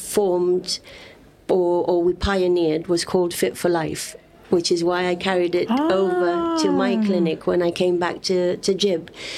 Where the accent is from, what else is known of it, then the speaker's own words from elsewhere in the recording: Gibraltar; everywhere I went, I was always saying that I was from Gibraltar